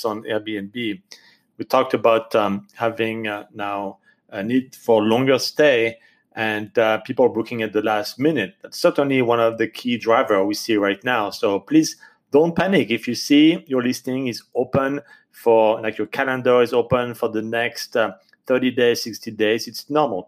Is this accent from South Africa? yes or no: no; France; accent: French; English is a second language; my French accent